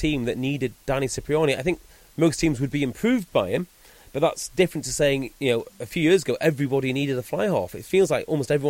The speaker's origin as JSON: {"language": "English", "region": "North Wales", "country": "United Kingdom", "said": "Because I'm from North Wales, right?"}